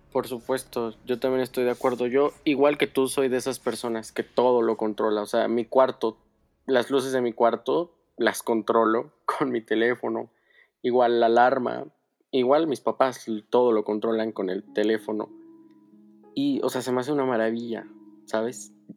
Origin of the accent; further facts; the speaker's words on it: San Luis Potosí, Mexico; Yo soy de San Luis Potosí